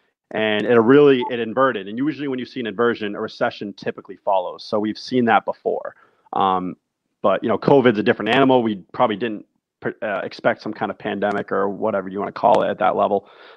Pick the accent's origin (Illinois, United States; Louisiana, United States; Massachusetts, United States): Massachusetts, United States; Taunton; Born and raised in Taunton, Massachusetts